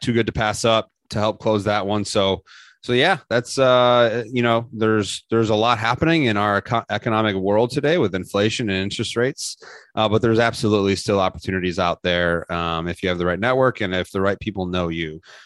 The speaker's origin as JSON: {"language": "English", "town": "Chicago", "region": "Illinois", "country": "United States", "tie": "born or raised there", "moved": "as an adult", "lives_now": "Pensacola, United States", "said": "I'm originally from the Chicagoland area. I grew up right outside the city."}